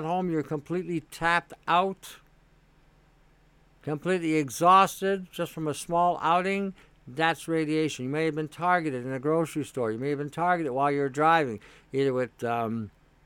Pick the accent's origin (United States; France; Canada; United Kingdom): Canada; As a Canadian